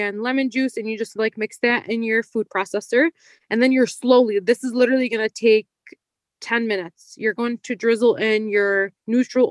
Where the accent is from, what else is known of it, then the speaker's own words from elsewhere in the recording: United States; an American born Muslim